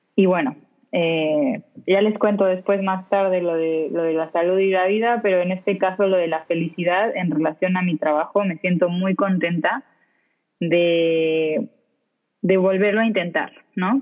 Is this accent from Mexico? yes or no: yes; Mexico; moved away as an adult; now in Spain; tengo más o menos cuatro años viviendo acá en España. Yo me fui de México con un objetivo profesional de trabajo directamente